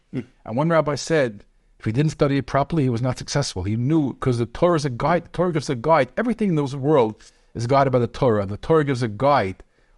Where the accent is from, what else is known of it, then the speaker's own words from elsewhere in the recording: Brooklyn, New York, United States; born there; Okay, so I was born in Brooklyn.